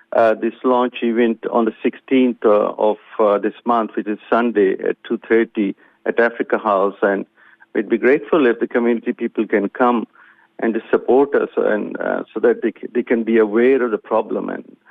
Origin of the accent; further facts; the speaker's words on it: Pakistan; now in Australia; being Pakistani or being of Pakistani origin